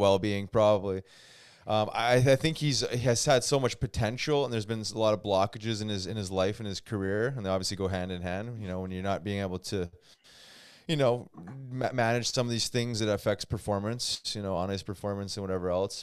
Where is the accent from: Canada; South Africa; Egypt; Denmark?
Canada; as a Canadian